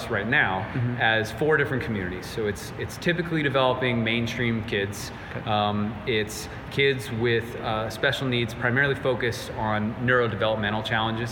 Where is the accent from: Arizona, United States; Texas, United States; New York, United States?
Arizona, United States; Phoenix; moved away as an adult; also born or lived in California / Fayetteville, Georgia; I'm from Phoenix, Arizona, originally. Born and raised